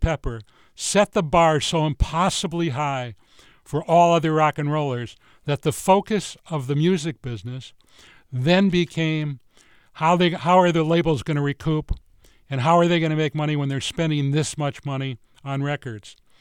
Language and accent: English; Midwest, United States; moved away; I was from the Midwest